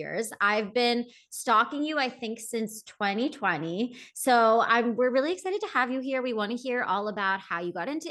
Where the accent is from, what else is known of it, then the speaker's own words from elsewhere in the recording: Philadelphia, Pennsylvania, United States; also born or lived in Los Angeles; now in New York, United States; I'm from Philly originally, but I was in LA for 10 years